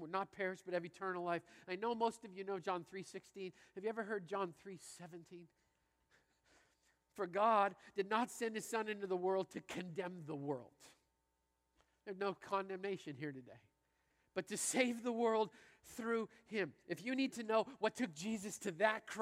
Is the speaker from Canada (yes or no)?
yes; Canada; I grew up in Canada playing hockey and driving.